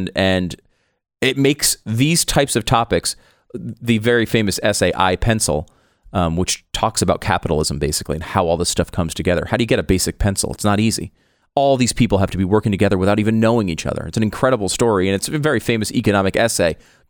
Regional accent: Tarrytown, New York, United States; Well, I was born in Tarrytown, New York.

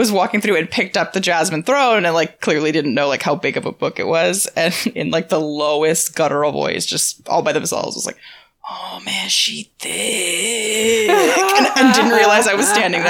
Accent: San Diego, California, United States; I'm from San Diego

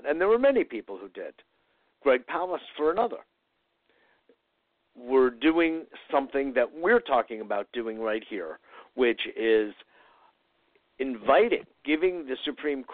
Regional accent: United States; I'm American, but my ancestors are Ukrainian

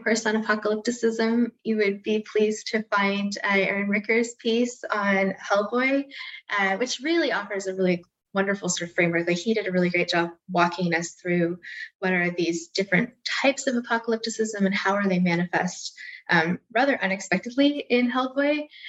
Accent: Canada; perhaps to the three of us since we're all Canadian

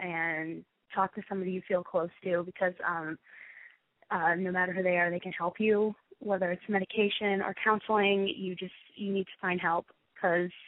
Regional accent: Tampa, Florida, United States; I'm from Tampa

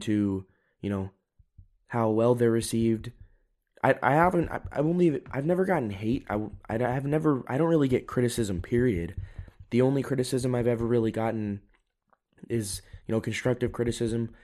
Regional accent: United States; now in Europe; I'm an American. I am living in Europe, but I haven't given up my citizenship

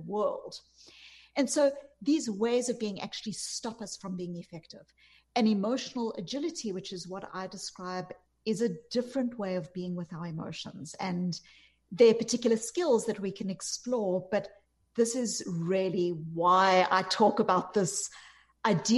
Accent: South Africa; moved away; You can hear from my accent, I'm not from America. I grew up in apartheid South Africa

